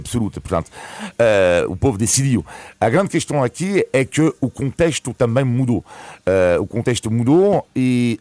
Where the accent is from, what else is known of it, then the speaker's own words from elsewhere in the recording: France; now in Portugal; o meu país de origem, a França, onde nasci